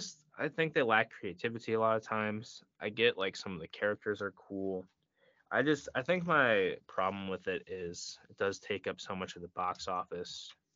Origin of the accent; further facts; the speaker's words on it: Vermont, United States; I'm from Vermont, personally.